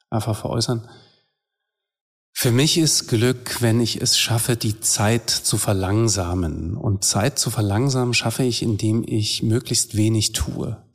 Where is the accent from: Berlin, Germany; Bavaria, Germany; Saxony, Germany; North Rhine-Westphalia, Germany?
Saxony, Germany; Dresden; da ist für mich Sachsen und Dresden als meine Heimatstadt schon noch mehr Heimat.